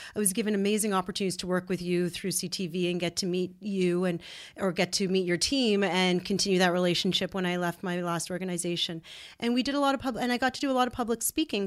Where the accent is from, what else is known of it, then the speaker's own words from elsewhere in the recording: Ottawa, Ontario, Canada; we're born and raised in Ottawa.